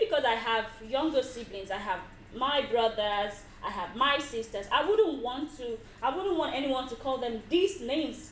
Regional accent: Nigeria; I am a Nigerian lady

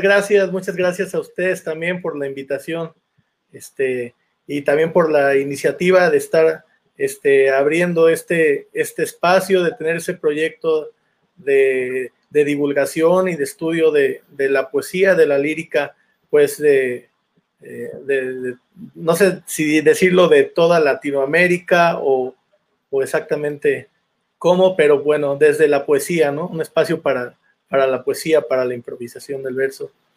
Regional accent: Santiago Tuxtla, Veracruz, Mexico; also born or lived in Xalapa, Veracruz; now in Mexico City, Mexico; yo soy de Santiago Tuzcla, ahorita estoy viviendo en la, en la Ciudad de México

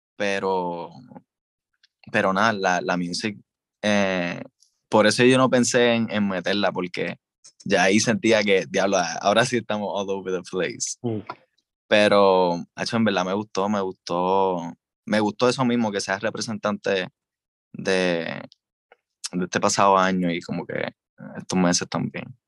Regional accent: Puerto Rico; Hablo como hablo, estoy hablando como un puertorriqueño común

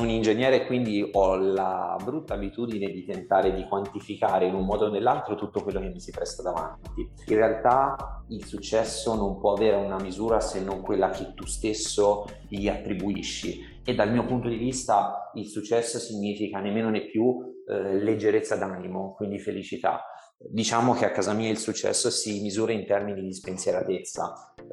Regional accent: Tuscany, Italy; un po' perché sono toscano e quindi sentire eh, con le parole del toscano e con la C aspirata

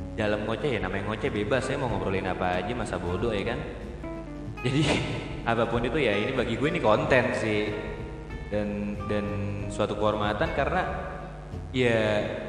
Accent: Jakarta, Indonesia; saya dari Manggarai

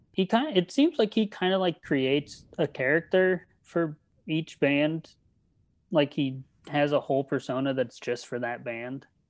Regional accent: Redlands, California, United States; moved away; from Redlands, California

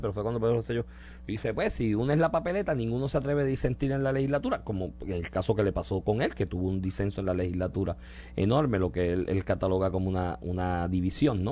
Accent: Puerto Rico

